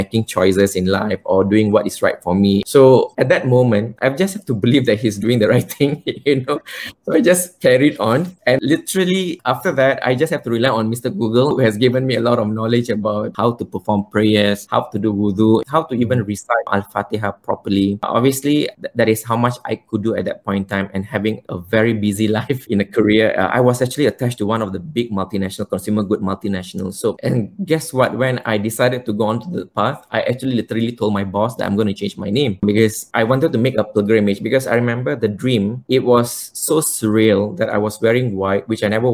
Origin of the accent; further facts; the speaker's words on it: Kuala Lumpur, Malaysia; life wasn't easy growing up in Malaysia